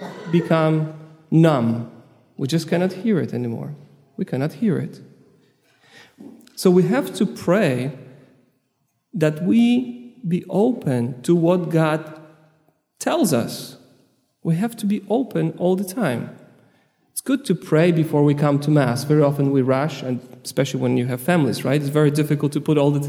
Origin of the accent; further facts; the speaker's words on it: Poland; I'm from Poland